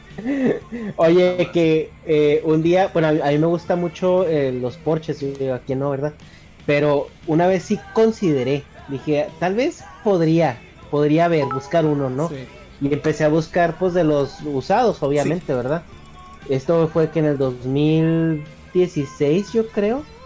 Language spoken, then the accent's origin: Spanish; northern Mexico, Mexico; parte del norte, donde yo soy